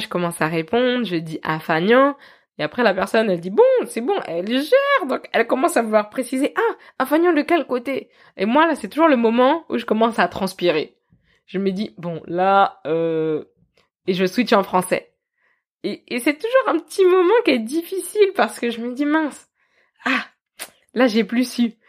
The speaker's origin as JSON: {"language": "French", "country": "Benin", "said": "je suis béninois"}